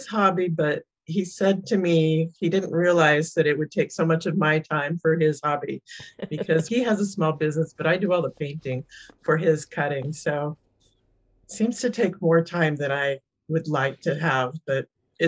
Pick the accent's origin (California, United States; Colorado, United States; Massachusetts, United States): California, United States; San Jose; also born or lived in New York; I was born in New York and kind of crisscrossed the country with my dad's job. But by the time I was 9 or 10, we landed in San Jose. So I'm almost a native.